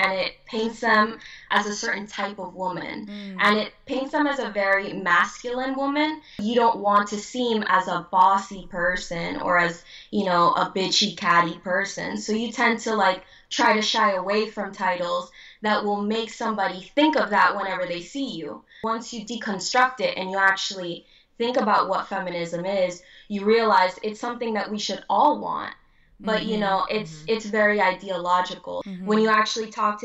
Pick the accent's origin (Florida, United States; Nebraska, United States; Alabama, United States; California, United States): Florida, United States; Hialeah; I was born actually in Hialeah, true Miami born, Palmetto Regional